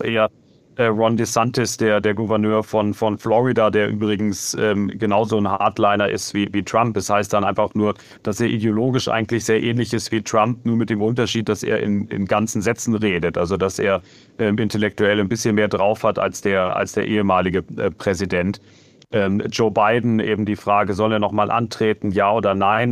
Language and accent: German; Germany; now in United States; ich bin selber Deutscher